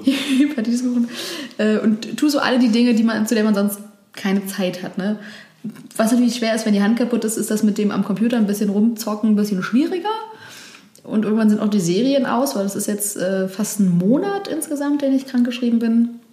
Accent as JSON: {"language": "German", "region": "Berlin", "country": "Germany", "tie": "born or raised there", "said": "Touren und Führungen in Berlin anbiete für Touristen. Und hätte auch gar kein Problem damit gehabt, weil ich, ich liebe meine Heimatstadt"}